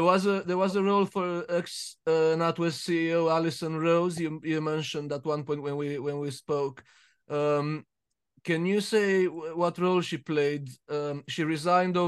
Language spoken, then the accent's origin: English; Romania; now in United Kingdom; I'm Romanian, and I'm also British, and I live next door to Brits and English